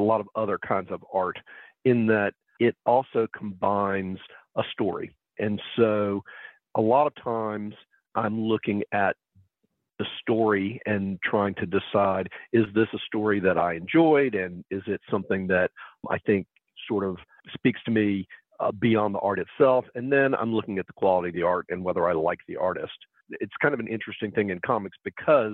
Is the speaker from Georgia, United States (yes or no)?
yes; Columbus, Georgia, United States; I'm from Columbus, Georgia